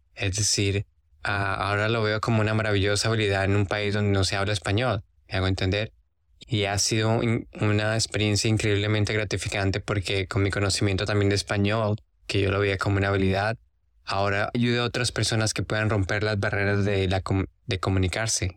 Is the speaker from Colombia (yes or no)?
yes; Colombia; now in Australia; como yo soy de Colombia y mi inglés no es mi primera lengua